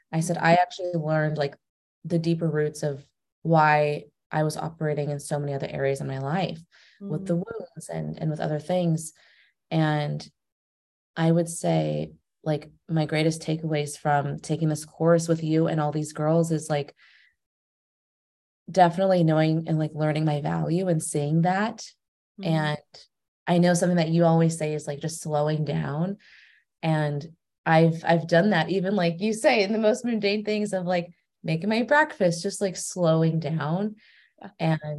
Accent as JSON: {"language": "English", "region": "California", "country": "United States", "lives_now": "Naples, United States", "said": "So I'm originally from California, but I moved to Naples, Florida. So that's where I'm at right now. And I'm 27."}